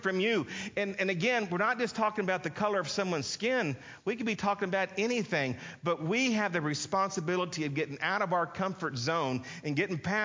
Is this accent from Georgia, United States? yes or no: no; Texas, United States; a lot of us Texans